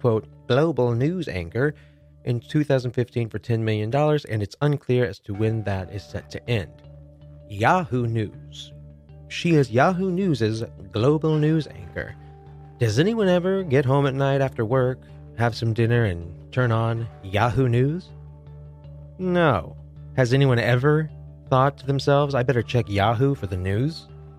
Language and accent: English; Kansas City, United States; the Kansas City Chiefs, my hometown team